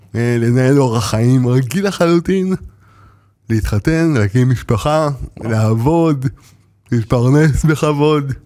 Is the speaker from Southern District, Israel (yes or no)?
yes; Ashkelon, Southern District, Israel; גדלתי באשקלון, ב- אני יליד, אה, בית חולים ברזילי